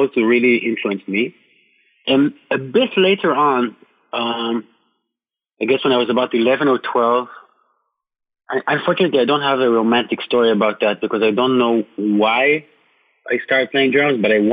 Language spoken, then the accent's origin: English; Jerusalem, Jerusalem District, Israel; English is a second language; moved away as an adult; now in New York, United States; I'm from Jerusalem. Jerusalem, Israel, in the Middle East.